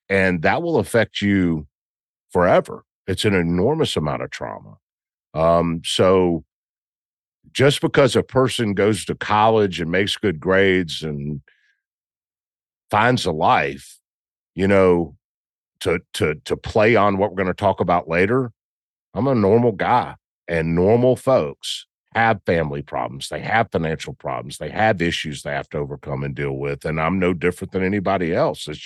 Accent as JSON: {"language": "English", "region": "Southern US", "country": "United States", "said": "so, you know, I'm from the South."}